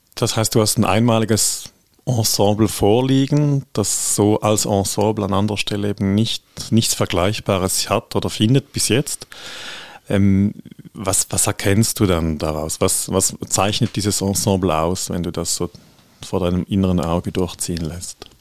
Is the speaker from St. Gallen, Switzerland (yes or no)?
yes; St. Gallen, Switzerland; als St. Galler